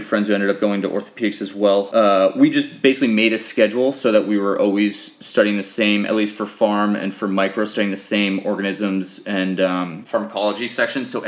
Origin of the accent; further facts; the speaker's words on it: Boston, Massachusetts, United States; I grew up in Boston, went to high school in that area.